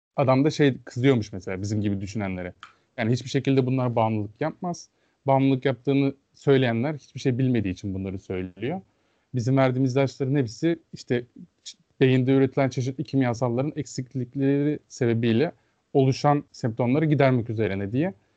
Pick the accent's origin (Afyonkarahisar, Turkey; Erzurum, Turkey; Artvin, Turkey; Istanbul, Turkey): Afyonkarahisar, Turkey; benim şehrim Afyon.